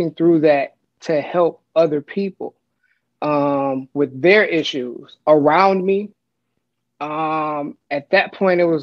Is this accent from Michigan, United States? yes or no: yes; Detroit, Michigan, United States; I'm in the Detroit area. I'm from the Detroit metro area.